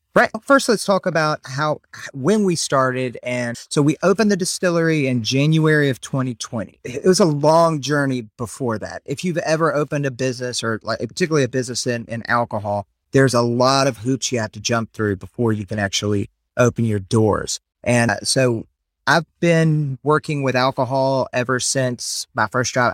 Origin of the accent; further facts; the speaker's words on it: South Carolina, United States; also born or lived in Memphis; now in Louisiana, United States; Originally, we're from South Carolina